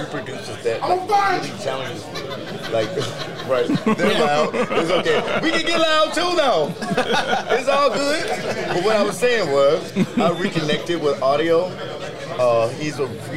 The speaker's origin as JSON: {"language": "English", "town": "Birmingham", "region": "Alabama", "country": "United States", "tie": "born or raised there", "also_born_or_lived": "Cleveland, Ohio / Aurora, Ohio", "moved": "as an adult", "said": "I grew up in the church. I'm from, like, Birmingham. I'm from the South"}